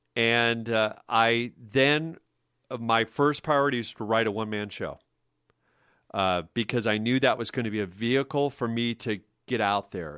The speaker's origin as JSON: {"language": "English", "town": "Omaha", "region": "Nebraska", "country": "United States", "tie": "born or raised there", "also_born_or_lived": "Kansas", "moved": "as an adult", "said": "I was born and raised in Omaha, Nebraska, but went to the University of Kansas"}